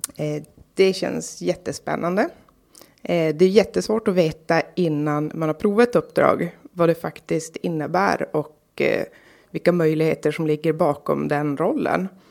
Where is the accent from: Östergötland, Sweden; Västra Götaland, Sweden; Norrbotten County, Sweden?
Norrbotten County, Sweden; Karlsborg; also born or lived in Kalix; Jag är född i Kalix. Jag bor, eller är uppvuxen i Karlsborg. Eh, bor nu i Kalix på nytt